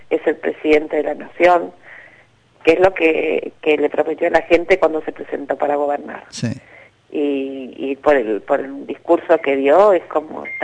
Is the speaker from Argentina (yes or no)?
yes; Buenos Aires, Argentina; soy de Matadero